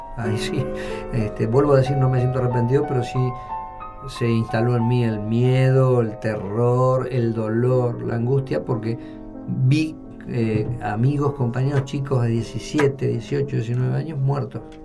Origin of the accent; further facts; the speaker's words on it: Argentina; me sintiera como un argentino importante